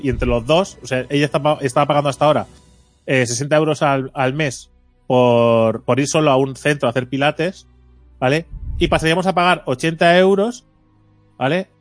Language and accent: Spanish; Mataró, Catalonia, Spain; Soy de Mataro